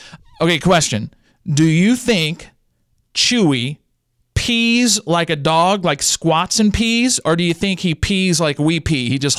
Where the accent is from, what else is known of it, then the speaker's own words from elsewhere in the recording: Louisiana, United States; I grew up in the Louisiana educational system, and that kid is screwed.